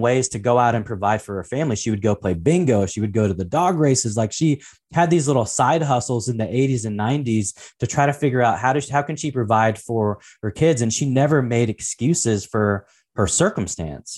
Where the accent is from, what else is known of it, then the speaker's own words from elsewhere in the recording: Portland, Oregon, United States; I was actually, uh, born and raised in Portland, Oregon, uh, actually a little town called Saint John's